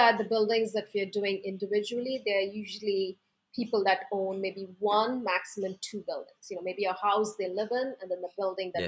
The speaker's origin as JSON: {"language": "English", "town": "Mumbai", "region": "Maharashtra", "country": "India", "tie": "born or raised there", "moved": "as an adult", "lives_now": "New York, United States", "said": "I grew up in Mumbai"}